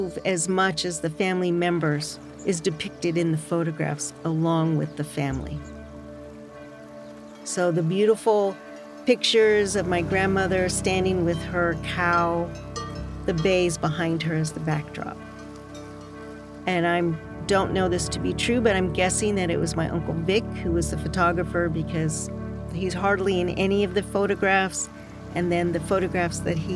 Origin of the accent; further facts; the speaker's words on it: Napa, California, United States; also born or lived in San Francisco / Berkeley; I grew up in Napa